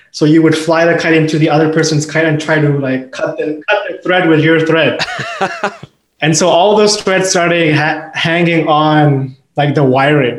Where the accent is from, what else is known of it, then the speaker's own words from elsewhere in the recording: Pakistan; moved away as an adult; also born or lived in China; now in Canada; I was born in China. I was raised in Pakistan, and I came to Canada in 2010 for my undergraduate, and I've been here since.